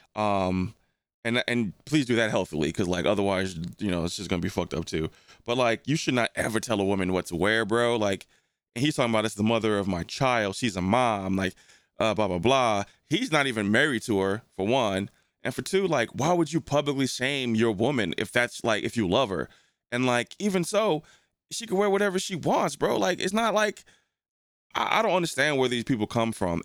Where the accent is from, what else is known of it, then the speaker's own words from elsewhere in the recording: New Jersey, United States; also born or lived in St. Louis; when I grew up in New Jersey